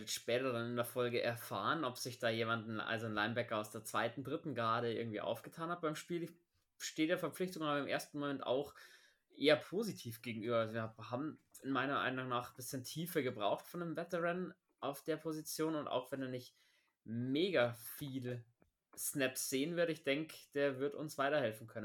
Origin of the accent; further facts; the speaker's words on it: Bavaria, Germany; Wide Receiver haben wir zum Sau fordern, da hat man bei uns in Bayern sagen.